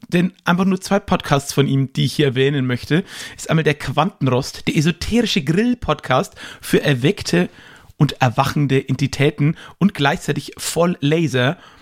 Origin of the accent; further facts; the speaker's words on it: Erlangen, Bavaria, Germany; in meine Geburtsstadt Erlangen